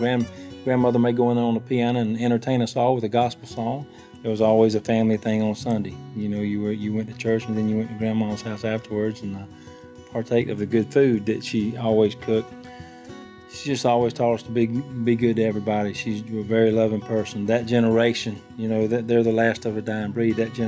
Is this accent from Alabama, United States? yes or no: yes; Alabama, United States; I'm a singer-songwriter. I grew up in Alabama